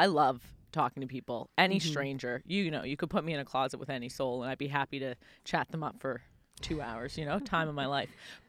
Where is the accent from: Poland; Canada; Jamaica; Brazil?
Canada; Halifax, Nova Scotia; I know this area. I grew up on Purcell's Cove Road.